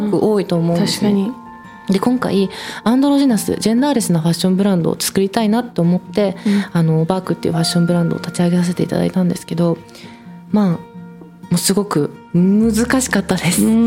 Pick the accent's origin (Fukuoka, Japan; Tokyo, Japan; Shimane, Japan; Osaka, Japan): Shimane, Japan; Oki Islands; 私島根県の沖ノ島諸島っていうちっちゃい島出身なんです